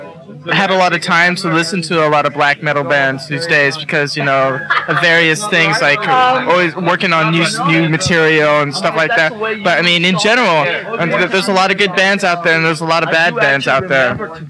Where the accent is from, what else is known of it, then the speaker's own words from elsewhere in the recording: United States; obviously I'm American, I prefer America better, but Europe is fun.